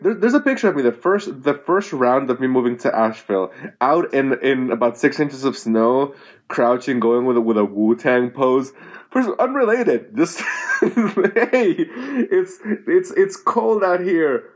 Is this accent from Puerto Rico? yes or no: yes; Puerto Rico; moved away; I'm from Puerto Rico